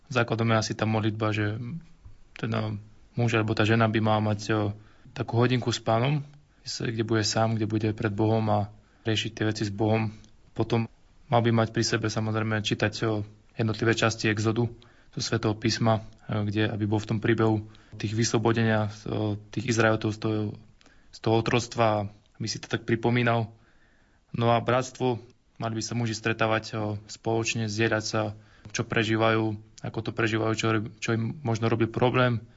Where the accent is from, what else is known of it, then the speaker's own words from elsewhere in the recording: Hladovka, Žilina Region, Slovakia; eh, som z Oravy z Hladovky